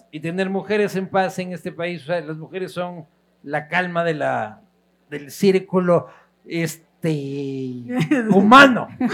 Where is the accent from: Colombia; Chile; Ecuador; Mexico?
Ecuador; como ecuatorianos